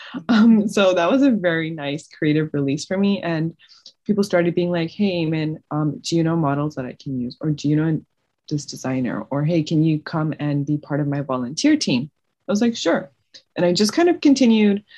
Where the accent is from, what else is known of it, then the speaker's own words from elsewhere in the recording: Toronto, Ontario, Canada; moved away as an adult; now in Cleveland, United States; I've lived in Canada my whole life.